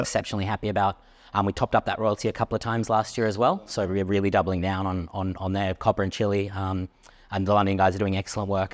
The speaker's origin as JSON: {"language": "English", "country": "Australia", "said": "I'm Australian"}